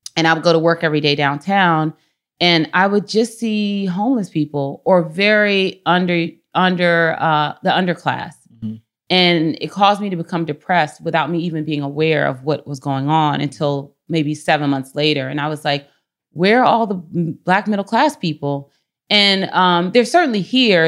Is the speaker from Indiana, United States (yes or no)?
no; Washington, District of Columbia, United States; now in San Francisco, United States; I am from Washington, D C. I'm very proud to be from Washington, D C. And I grew up, uh, part of the time on Capitol Hill and then part of the time in an area called Columbia Heights